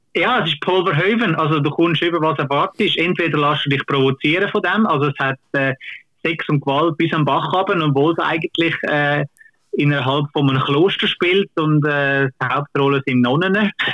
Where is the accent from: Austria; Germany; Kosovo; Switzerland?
Switzerland; bei uns in Kinos